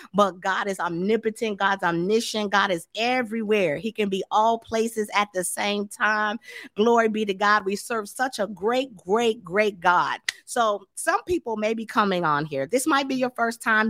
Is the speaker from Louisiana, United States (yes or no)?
no; Tampa, Florida, United States; now in Dallas, United States; I'm from Florida too. So um, I was raised in Tampa, St. Petersburg area.